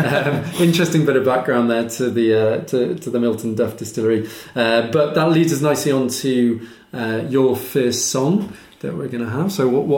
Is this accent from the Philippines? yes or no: no; United Kingdom; But we're British, so we call it the Fall of Maths.